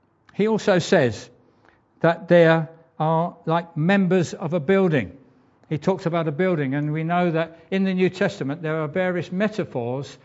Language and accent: English; England, United Kingdom; an Englishman